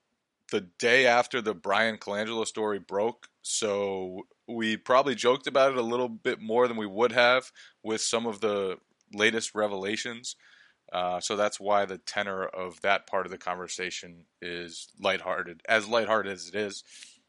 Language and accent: English; New England, United States; He's always been someone whose work I admired, obviously, as a kid growing up in New England. I listen to him on the radio